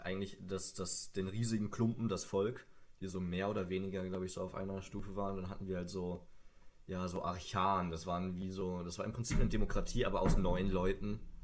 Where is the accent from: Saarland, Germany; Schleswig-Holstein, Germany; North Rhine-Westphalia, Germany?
North Rhine-Westphalia, Germany; Sauerland; ich komme aus dem Sauerland. Vielleicht kennt jemand die Stadt Hema.